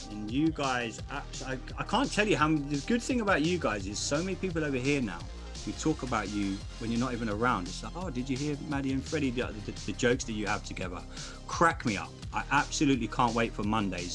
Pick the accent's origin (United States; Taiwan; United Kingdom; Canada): United Kingdom; England; I'm English.